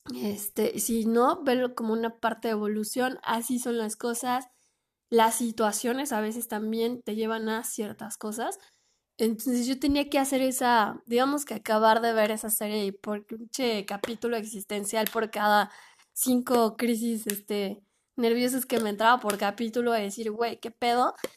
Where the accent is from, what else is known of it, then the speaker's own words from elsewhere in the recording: Mexico; yo no soy de Oaxaca, pero sí soy de México